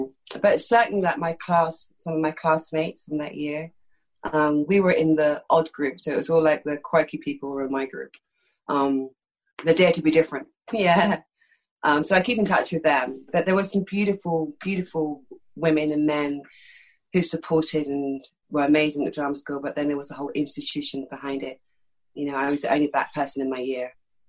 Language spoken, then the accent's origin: English; London, United Kingdom; accent: East London; I'm from East London. This accent's totally affected. I grew up speaking like that, do you know what I mean? That's how I grew up speaking.